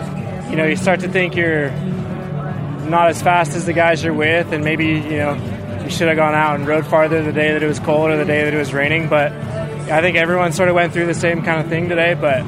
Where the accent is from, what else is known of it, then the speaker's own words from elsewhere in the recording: Denver, Colorado, United States; now in Stillwater, United States; From Denver, Colorado. I live in Stillwater, Oklahoma.